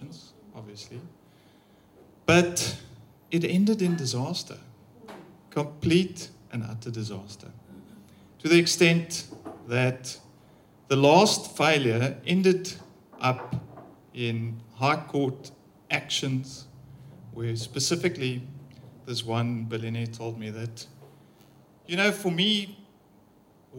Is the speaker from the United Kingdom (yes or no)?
no; Pretoria, Gauteng, South Africa; I'm from Pretoria